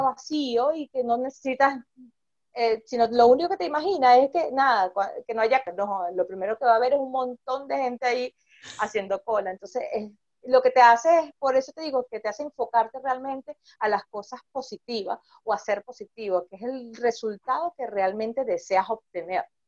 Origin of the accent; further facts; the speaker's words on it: Venezuela; somos venezolanos y sabemos mucho de lo que hemos pasado aquí